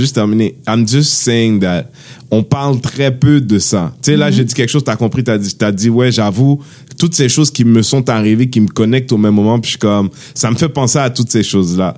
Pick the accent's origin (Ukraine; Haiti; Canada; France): Haiti; on est Haïtien